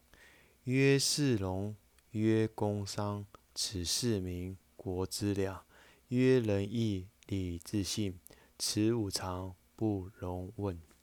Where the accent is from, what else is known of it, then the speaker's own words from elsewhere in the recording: China; 这是我们中国人常讲的五常